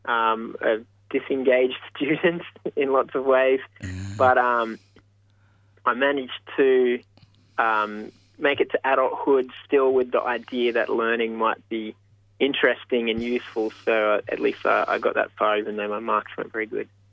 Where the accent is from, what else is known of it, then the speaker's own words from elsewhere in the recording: Mudgee, New South Wales, Australia; moved away as an adult; now in Queensland, Australia; I grew up in Mudgee until I was 18